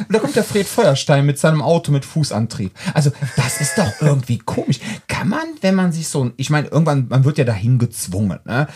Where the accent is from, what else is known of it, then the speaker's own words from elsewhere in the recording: Cologne, North Rhine-Westphalia, Germany; wir, sind ja alle Kölner